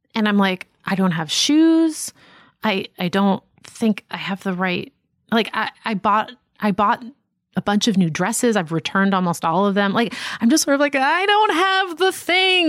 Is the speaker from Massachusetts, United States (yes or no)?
yes; Boston, Massachusetts, United States; moved away as an adult; I grew up in Boston